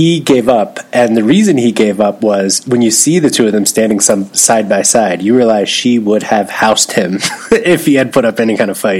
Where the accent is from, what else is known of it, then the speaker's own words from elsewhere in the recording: Philadelphia, Pennsylvania, United States; as you can tell, I don't really have any kind of Philly accent. And even my mom, who grew up in Philly and in a close suburb, doesn't have much of it